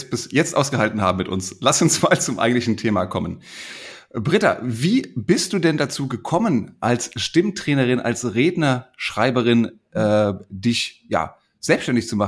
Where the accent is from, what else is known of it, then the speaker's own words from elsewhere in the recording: Hesse, Germany; Was mir als Hesse nicht immer ganz leicht fällt.